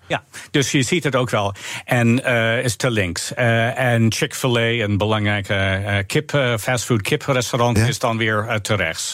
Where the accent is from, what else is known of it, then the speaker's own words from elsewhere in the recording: United States; Dutch is a second language; moved away as an adult; also born or lived in Orange City; now in Amersfoort, Netherlands; mijn betrokkenheid met mijn geboorteland